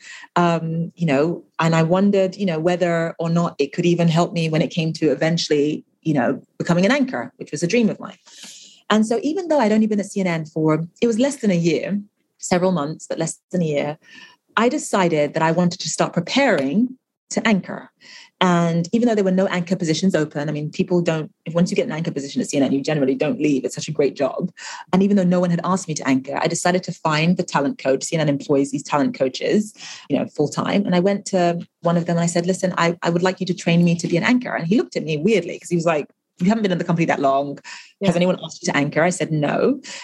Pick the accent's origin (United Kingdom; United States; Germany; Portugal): United Kingdom; London; also born or lived in Nigeria; I was born in London, but obviously my family's from Nigeria